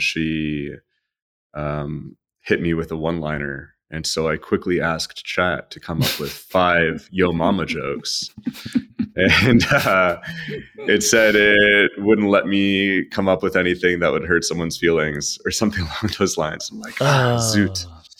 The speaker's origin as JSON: {"language": "English", "country": "Canada", "said": "I don't know if it's because I'm Canadian."}